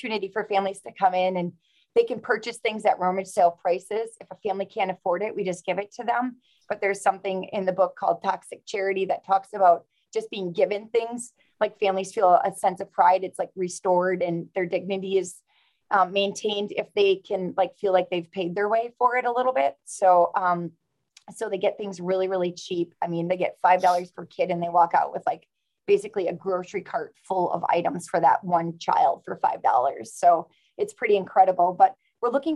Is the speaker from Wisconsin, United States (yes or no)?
yes; Wrightstown, Wisconsin, United States; Wrightstown, my hometown